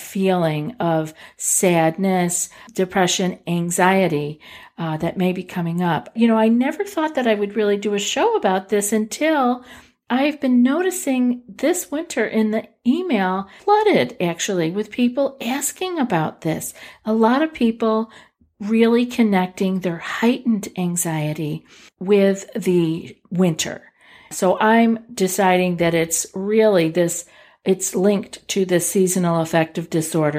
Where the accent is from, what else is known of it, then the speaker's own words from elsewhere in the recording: Northeast, United States; I'm from the Northeast